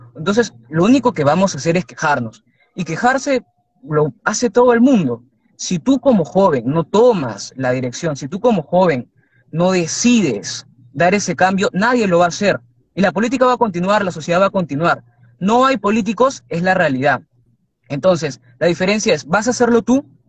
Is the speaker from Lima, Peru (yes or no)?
yes; Lima, Peru; yo, como pueblo librense